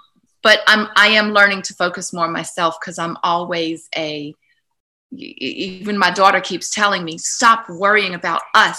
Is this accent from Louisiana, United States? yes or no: yes; New Orleans, Louisiana, United States; also born or lived in Missouri; I was on the Missouri side. We only lived there 6 years. I'm from New Orleans originally